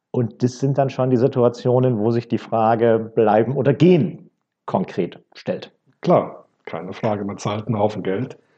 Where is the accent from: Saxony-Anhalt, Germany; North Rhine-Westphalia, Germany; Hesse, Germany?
North Rhine-Westphalia, Germany; Und ich komme gebürtig aus dem Ruhrgebiet. Da ist natürlich Fußball als Fußballkultur nochmal vielleicht ein Ticken anders gelebt als in anderen Regionen.